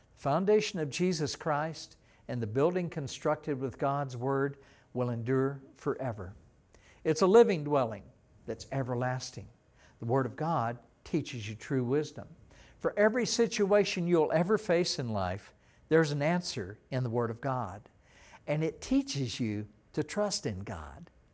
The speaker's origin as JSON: {"language": "English", "region": "East Texas", "country": "United States", "tie": "born or raised there", "said": "when I was a teenager in Texas, growing up in Texas, we had lakes all around the little town that I lived in, in East Texas"}